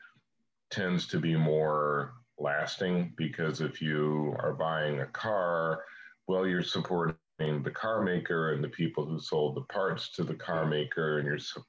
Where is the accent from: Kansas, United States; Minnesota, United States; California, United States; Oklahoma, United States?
Kansas, United States; I'm from Kansas